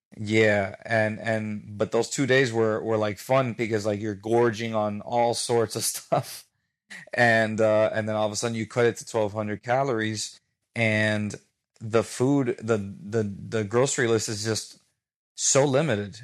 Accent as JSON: {"language": "English", "town": "Miami", "region": "Florida", "country": "United States", "tie": "born or raised there", "said": "I was born and raised in Miami. I have a Cuban background"}